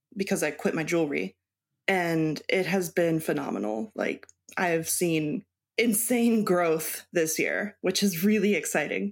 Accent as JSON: {"language": "English", "town": "Baltimore", "region": "Maryland", "country": "United States", "tie": "born or raised there", "also_born_or_lived": "Mexico / Texas", "moved": "yes", "lives_now": "Wisconsin, United States", "said": "I was born in Baltimore, Maryland."}